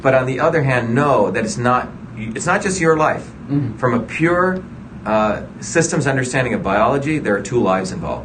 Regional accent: India; also born or lived in New Jersey; now in United States; I grew up in India where my grandmother was a village healer.

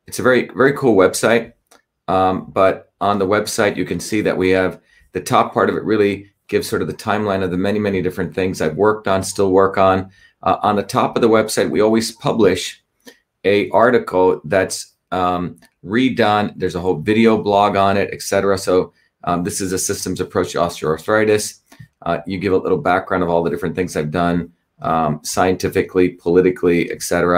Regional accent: New Jersey, United States; New Jersey, my hometown

